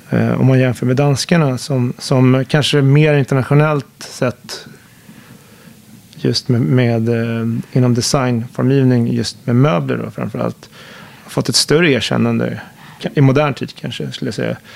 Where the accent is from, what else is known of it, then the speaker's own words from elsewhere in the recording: Högdalen, Stockholm County, Sweden; tillbaka till min uppväxt där i Högdalen som är en förort som bland annat ritades